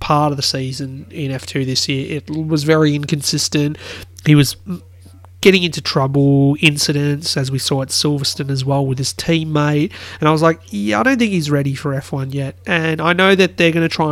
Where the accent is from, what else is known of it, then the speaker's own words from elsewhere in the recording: Australia; being an Aussie